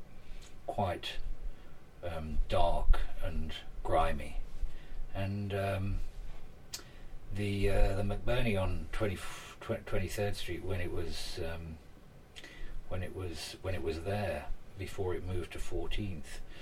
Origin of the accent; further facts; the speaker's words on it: United Kingdom; now in New York, United States; the British immigrant of my age